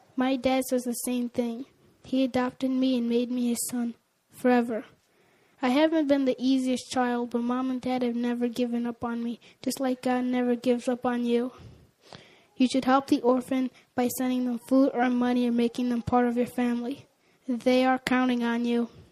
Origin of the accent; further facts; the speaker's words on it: Liberia; moved away; I was born in Liberia, West Africa, and lived several years there